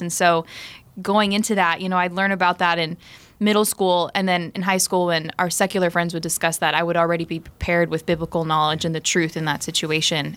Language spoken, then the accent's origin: English; South Florida, United States; I grew up in South Florida.